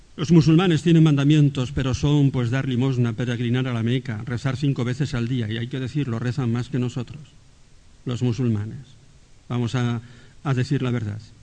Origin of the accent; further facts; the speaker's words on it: Spain; nosotros somos españoles.